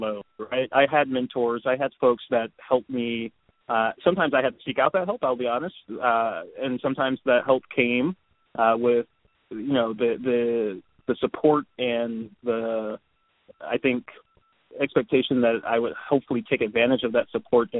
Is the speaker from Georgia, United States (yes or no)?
no; Detroit, Michigan, United States; moved away as an adult; also born or lived in Philadelphia / Japan; now in Seattle, United States; I'm from Detroit, born and raised, and lived there until I was 16